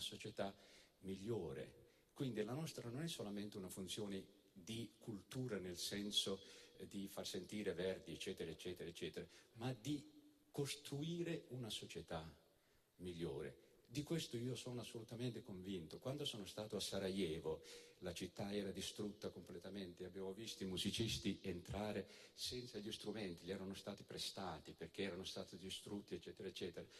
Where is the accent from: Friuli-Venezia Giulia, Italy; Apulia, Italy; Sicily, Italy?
Apulia, Italy; also born or lived in Naples / Molfetta; io sono un ragazzo nato in, a Napoli e cresciuto in Puglia